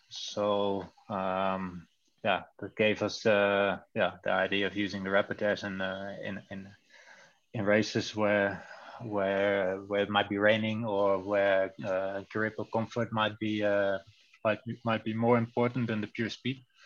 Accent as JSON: {"language": "English", "country": "Netherlands", "second_language": "English", "moved": "as an adult", "lives_now": "Belgium", "said": "I come from the Netherlands, but live already a few years in Belgium now"}